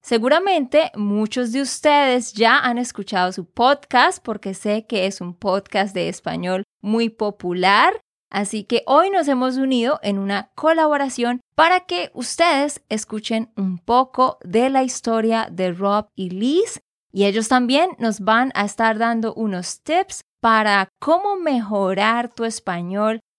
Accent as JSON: {"language": "Spanish", "region": "Santander", "country": "Colombia", "said": "de Santander, Colombia."}